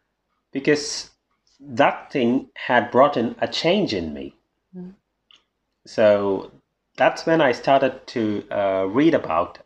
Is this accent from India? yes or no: yes; India; moved away as an adult; now in Germany; I'm an Indian, so raised in a conservative country. And 2.5 years ago, I came to Germany